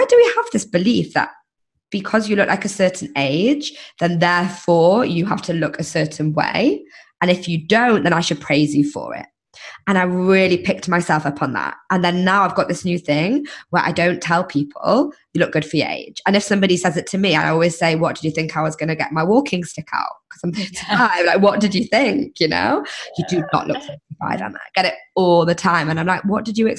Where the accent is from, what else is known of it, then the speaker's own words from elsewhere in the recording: England, United Kingdom; moved away as an adult; now in United States; I was like, just fresh off the boat from England